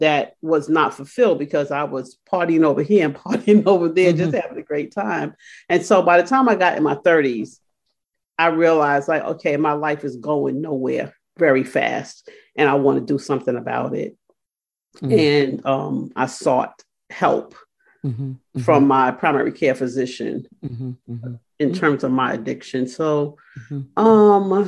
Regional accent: New York City, New York, United States; moved away as an adult; now in Richmond, United States; I'm a proud native of Brooklyn, New York

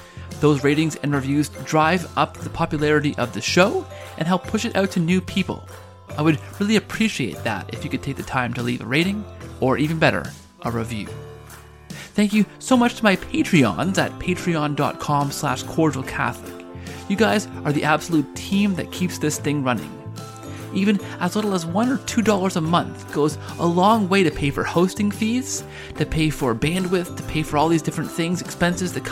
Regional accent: Canada; one of the favorite Canadian pastimes is to claim anyone we can as Canadian

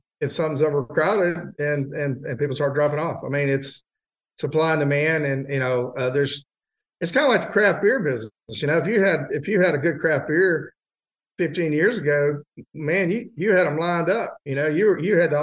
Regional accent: Texas, United States; moved away; also born or lived in Hyde Park, New York / Florida; I learned about rub because I grew up in Texas

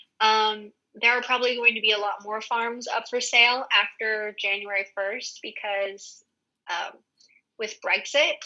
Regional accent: United States; moved away as an adult; also born or lived in Hawaii; now in Spain; as an American

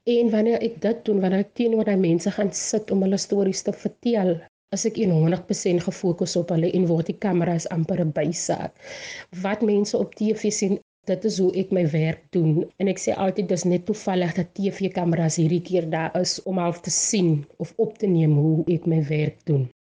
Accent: Bonnievale, Western Cape, South Africa; accent: Bonnievale brei; moved away as an adult; Ek is van Bonnievale, 'n plattelandse dorpie in die Wes-Kaap

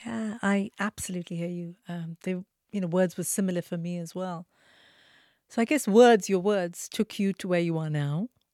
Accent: Mumbai, Maharashtra, India; now in United Kingdom; I grew up in Mumbai, very poor family, very, very traditional family.

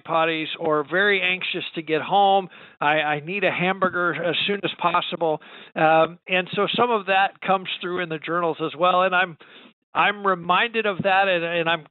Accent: United States; I'm an American Christian

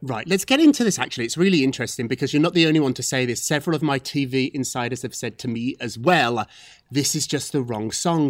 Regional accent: Scotland, United Kingdom; I'm from Scotland

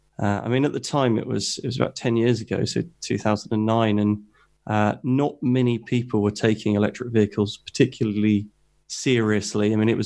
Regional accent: South East England, United Kingdom; So I'm obviously from the UK. I grew up in Hampshire and in the South Coast.

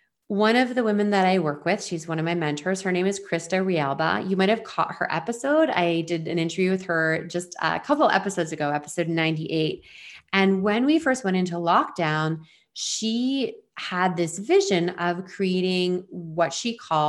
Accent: Ontario, Canada; moved away as an adult; now in Vancouver Island, Canada; I'm from Eastern Ontario outside of Toronto, and I live now on Vancouver Island.

